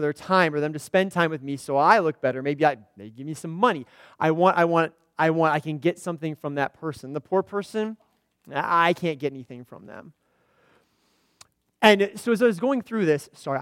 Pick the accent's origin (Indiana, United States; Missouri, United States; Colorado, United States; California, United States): Indiana, United States; moved away as an adult; also born or lived in central Illinois; now in Illinois, United States; I grew up in Indiana. I've lived in central Illinois here for the last 10 years